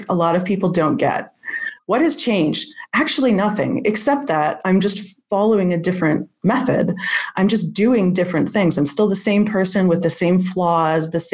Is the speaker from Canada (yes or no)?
yes; Canada; also born or lived in Scotland; I'm from Canada, and so it was obligatory for us to take French in school